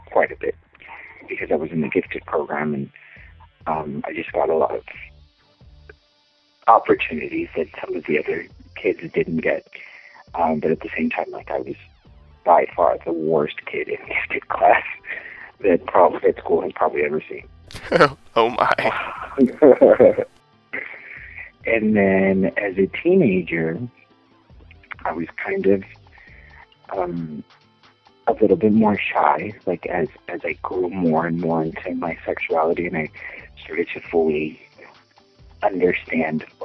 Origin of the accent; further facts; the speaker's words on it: Eagle Pass, Texas, United States; moved away as an adult; now in Los Angeles, United States; I'm from a small town called Eagle Pass, Texas, and um, I grew up there. I was born. Um, I was born in, in, in Texas, but I kind of went back and forth. Uh, it's a border town, and I lived in the same house until I was 18